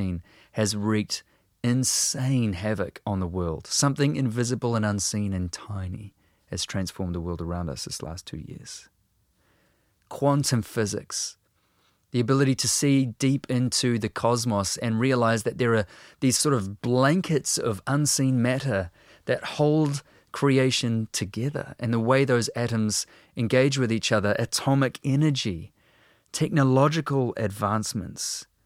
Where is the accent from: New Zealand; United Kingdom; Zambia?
New Zealand